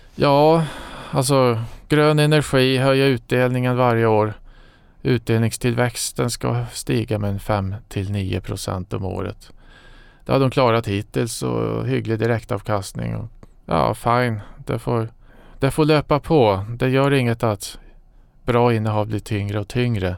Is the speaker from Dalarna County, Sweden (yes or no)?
yes; Falun, Dalarna County, Sweden; moved away as an adult; jag kommer från eh, Falun